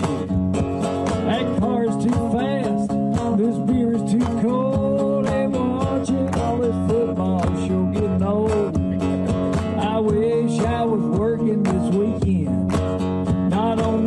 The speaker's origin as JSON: {"language": "English", "region": "the South", "country": "United States", "said": "we're from the South"}